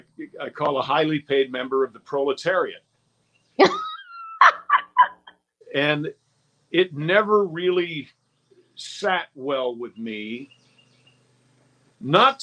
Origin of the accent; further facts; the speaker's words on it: Westchester County, New York, United States; I'm from Westchester County